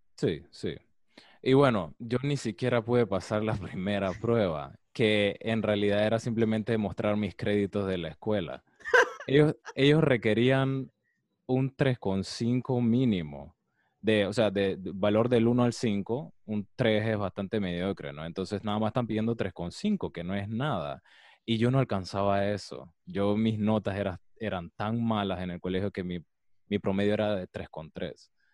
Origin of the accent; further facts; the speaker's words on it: Colón, Panama; yo soy de Colón